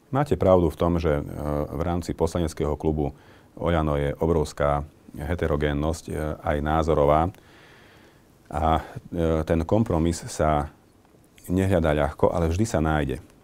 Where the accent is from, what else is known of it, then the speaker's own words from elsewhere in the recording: Medzibodrožie, Košice Region, Slovakia; hlavne tam na medzibodroží, odkiaľ pochádzam